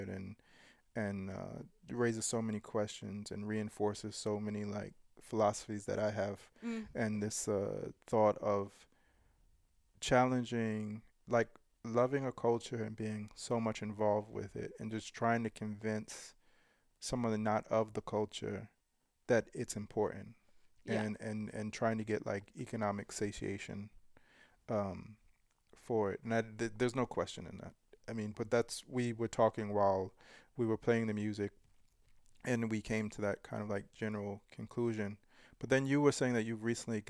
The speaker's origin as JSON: {"language": "English", "region": "New York", "country": "United States", "tie": "born or raised there", "moved": "yes", "said": "growing up in New York"}